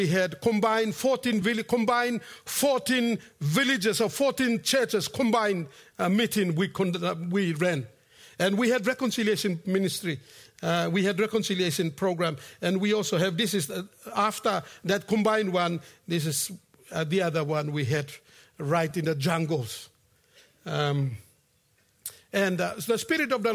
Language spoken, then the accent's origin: English; Efogi, Central Province, Papua New Guinea; moved away; I'm from Efogi Mount Koyari along the Kokoda Trail